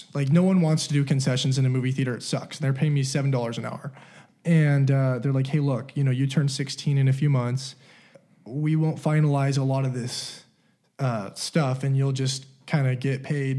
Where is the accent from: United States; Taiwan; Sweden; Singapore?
United States; California; also born or lived in Utah; especially when I moved to Utah, when I grew up in California, no one around me had anything.